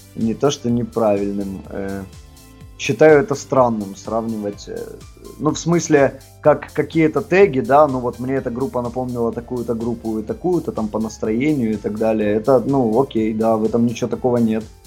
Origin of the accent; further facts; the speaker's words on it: Kharkiv, Kharkiv Oblast, Ukraine; Мы выросли в Харькове